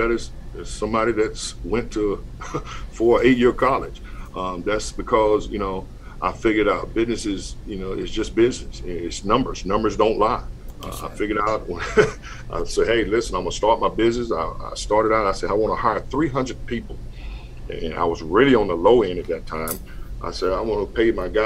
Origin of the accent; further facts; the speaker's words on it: North Carolina, United States; moved away; a school in North Carolina in my hometown